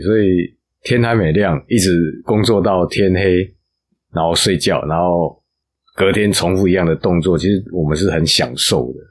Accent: Taichung, Taiwan; moved away as an adult; also born or lived in Taipei; now in Taitung, Taiwan; 我是台中人

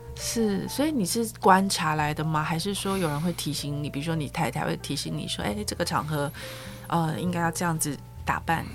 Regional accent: Taiwan; 我们台湾人很爱看日本的广告

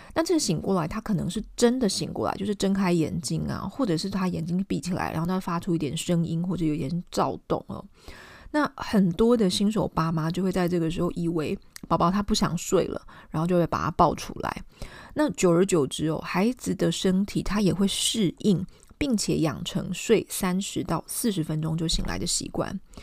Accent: Taiwan; 我们台湾人

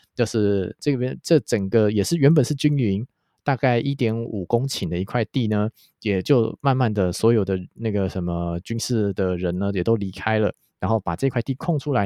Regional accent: Taipei, Taiwan; 我要介绍我的家乡，小弟呢，天龙国天龙区人小弟呢，今天要来介绍信义区

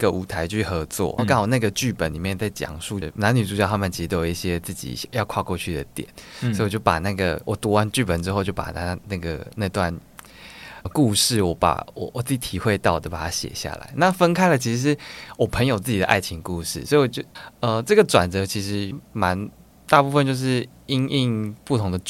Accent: Taichung, Taiwan; also born or lived in Tainan / Kaohsiung; 我是台中人，但是我以前小时候被送到台南跟高雄。

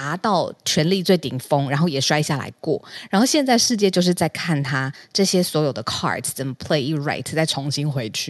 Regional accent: Taiwan; 然后讲完就说我系来自台湾台湾，然后不太会讲，然后硬要让他知道我是台湾人

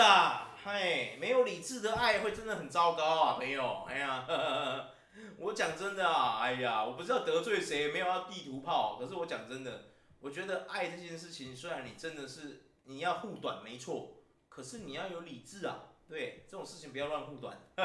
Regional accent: Taiwan; 我们台湾人

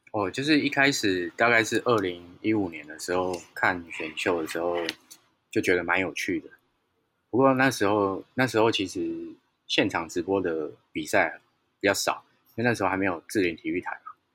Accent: Taichung, Taiwan; moved away; 我老家在台中

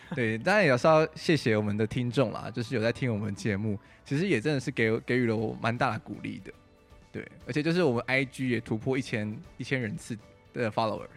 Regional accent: Taichung, Taiwan; moved away; 我回台中， 因为我是台中人

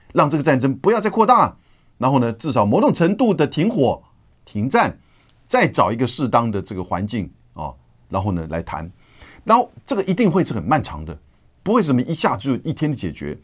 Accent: Taiwan; 我们台湾人

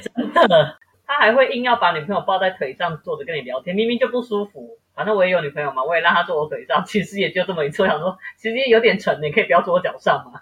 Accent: Taipei, Taiwan; 我是台北人

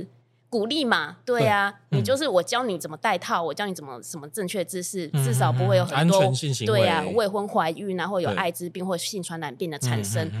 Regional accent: Kaohsiung, Taiwan; moved away as an adult; also born or lived in Taipei; now in Chiayi, Taiwan; 我是高雄人。然后高雄毕业之后，我就上台北工作。

